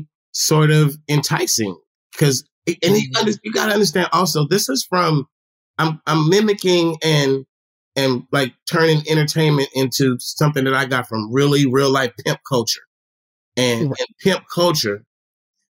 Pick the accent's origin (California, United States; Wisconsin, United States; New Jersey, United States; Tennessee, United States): California, United States; the Bay Area; we're from the Bay